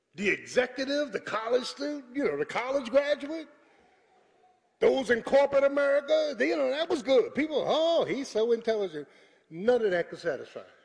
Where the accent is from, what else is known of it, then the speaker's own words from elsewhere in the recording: Philadelphia, Pennsylvania, United States; I was from South Philly